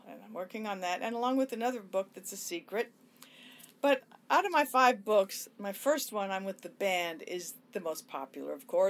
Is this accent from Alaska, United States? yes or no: no; Hollywood, California, United States; That's about my liaisons with rock stars and just growing up in Hollywood and the Sunset Strip and all my deep thoughts and diary entries and everything.